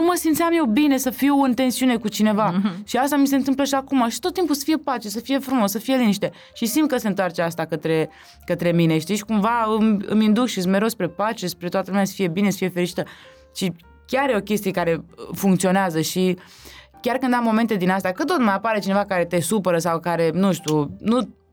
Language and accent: Romanian; Romania; ai mei și eu provin de undeva de lângă București